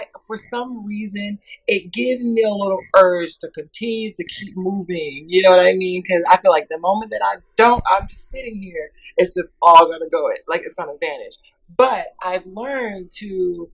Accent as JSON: {"language": "English", "town": "Atlanta", "region": "Georgia", "country": "United States", "tie": "born or raised there", "said": "growing up in the South, growing up in Atlanta"}